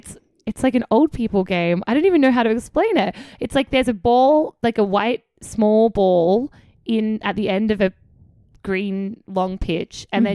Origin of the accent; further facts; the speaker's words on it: South Australia, Australia; accent: Australian; moved away as an adult; now in United States; And the grapes are from South Australian Shiraz. Shout out to my hometown.